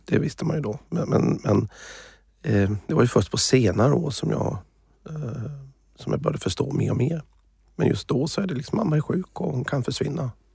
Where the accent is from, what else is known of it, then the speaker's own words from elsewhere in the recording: Småland, Sweden; moved away; also born or lived in United States / Thailand / Africa / Middle East; jag är ju smålänning